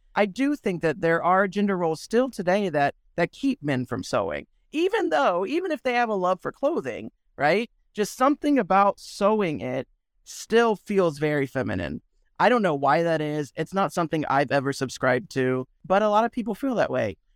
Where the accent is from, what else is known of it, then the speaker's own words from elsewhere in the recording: Williston, Florida, United States; also born or lived in Gainesville, Florida; I grew up in a small town called Williston in Florida